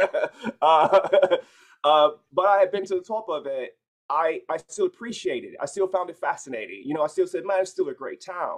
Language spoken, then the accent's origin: English; Chicago, Illinois, United States; born there; now in Los Angeles, United States; So I was born in Chicago. I'm currently located in Los Angeles, but I was born in Chicago.